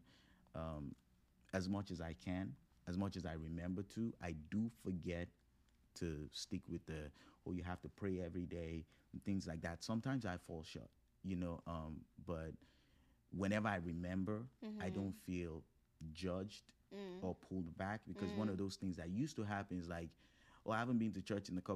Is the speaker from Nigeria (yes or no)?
yes; Nigeria; moved away; also born or lived in Morgantown, West Virginia, United States; growing up with African roots, growing up in Nigeria, not just being Nigerian, but, like, really growing up in Nigeria